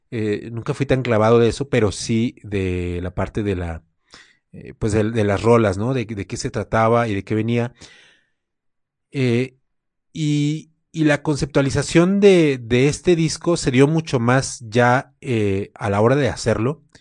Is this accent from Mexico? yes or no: yes; Guadalajara, Jalisco, Mexico; now in Mexico City, Mexico; Me vine de, de Guadalajara a la Ciudad de México, me traje mi equipo